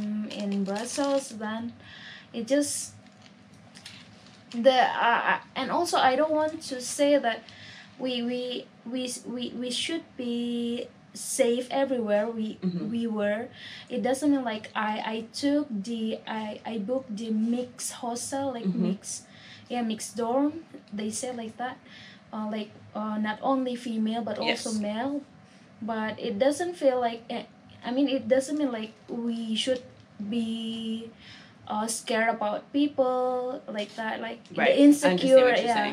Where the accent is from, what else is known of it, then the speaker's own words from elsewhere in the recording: Jakarta, Indonesia; Well, I'm from Indonesia, and this is my last night here, and...